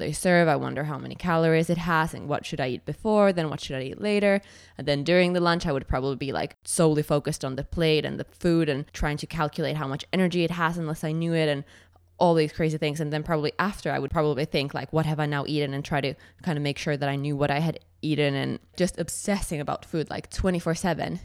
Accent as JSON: {"language": "English", "country": "Finland", "also_born_or_lived": "Edinburgh", "moved": "yes", "said": "I'm from Finland"}